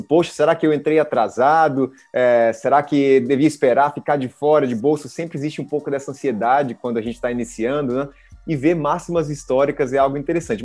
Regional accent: Paraíba, Brazil; Eu também sou paraibano

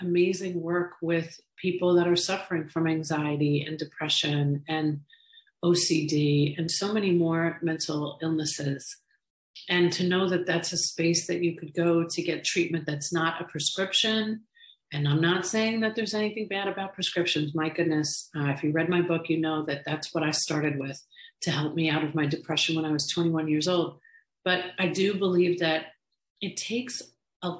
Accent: New York, United States; now in Florida, United States; I was raised in New York with immigrant Irish parents

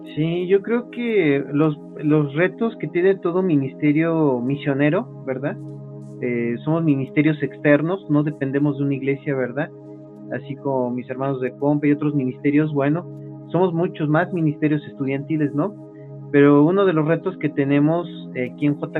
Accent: Mexico; En nuestro caso, de nuestro país, México

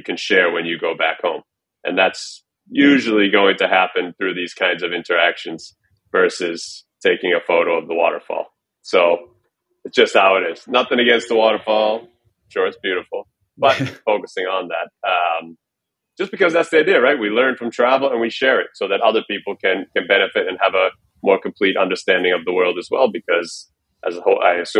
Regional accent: Boston, Massachusetts, United States; moved away as an adult; I'm originally from Boston

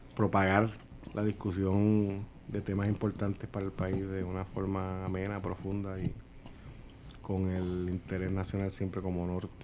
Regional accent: Puerto Rico; las necesidades de nosotros como puertorriqueños

